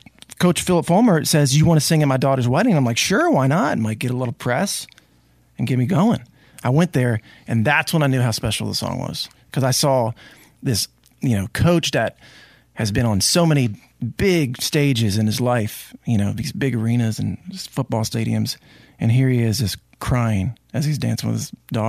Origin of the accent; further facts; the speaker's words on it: Delaware, United States; See, I grew up in Delaware. We have the University of Delaware Blue Hens.